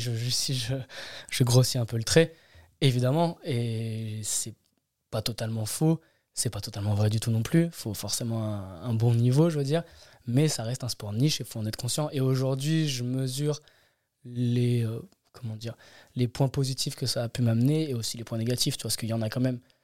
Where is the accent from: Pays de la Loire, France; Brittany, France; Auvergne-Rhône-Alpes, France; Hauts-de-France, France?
Auvergne-Rhône-Alpes, France; Grenoble; moved away as an adult; also born or lived in Anglet; now in Caen, France; Je suis resté jusqu'à mes vingt ans.